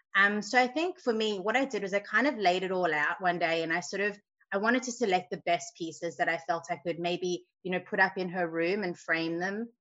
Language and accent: English; South Africa; now in Sydney, Australia; growing up in South Africa, we had people who would make our beds for us